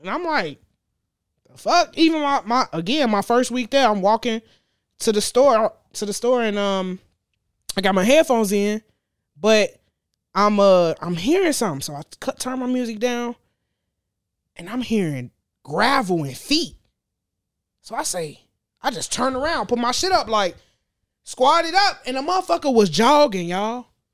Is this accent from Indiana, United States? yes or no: yes; Gary, Indiana, United States; also born or lived in Texas; I grew up in Gary. I ain't moved out of Gary until I was nineteen.